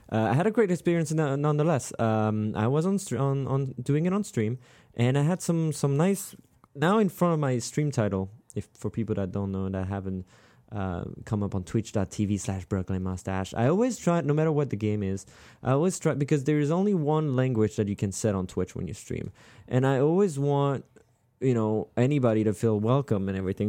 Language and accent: English; Strasbourg, Grand Est, France; moved away; I'm from Strasbourg